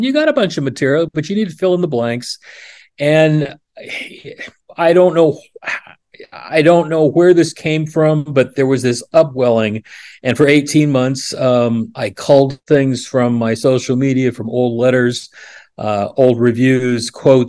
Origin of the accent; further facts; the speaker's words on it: Oregon, United States; also born or lived in New York City, United States; now in Central Pennsylvania, United States; I grew up in Oregon